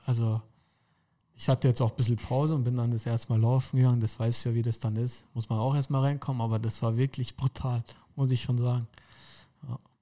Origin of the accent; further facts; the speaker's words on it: Karlsfeld, Bavaria, Germany; also born or lived in Dachau / Munich; ich bin in Dachau geboren, aber ähm, war eigentlich nur eine Grundschule in Karlsfeld, da wo ich wohne. Ähm, ansonsten war ich ja nicht immer in München. Ich bin in München auf die Sportschule gegangen